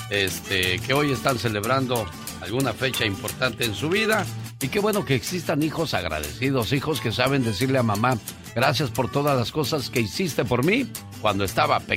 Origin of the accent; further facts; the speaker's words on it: Michoacán, Mexico; moved away; Porque un día salí de Michoacán, pero Michoacán nunca salió de mí.